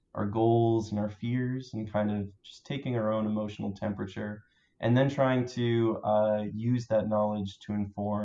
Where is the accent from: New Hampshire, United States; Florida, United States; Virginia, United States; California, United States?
New Hampshire, United States; moved away as an adult; also born or lived in Maryland; now in Baltimore, United States; I grew up in New Hampshire, but I moved to Maryland in 2011.